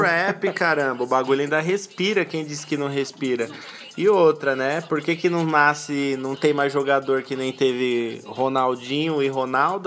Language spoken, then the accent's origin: Portuguese; São Paulo, Brazil; nós somos paulistas, estamos em São Paulo